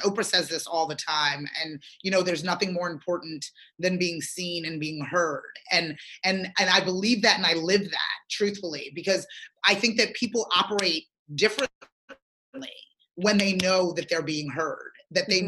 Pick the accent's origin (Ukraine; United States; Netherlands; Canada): United States; Galloway Township, New Jersey; also born or lived in Sierra Leone; I grew up in Galloway Township, New Jersey